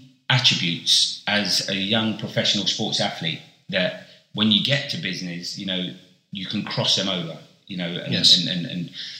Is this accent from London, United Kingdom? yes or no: yes; London, United Kingdom; moved away as an adult; also born or lived in Bristol; I'd been born and raised in London my whole life.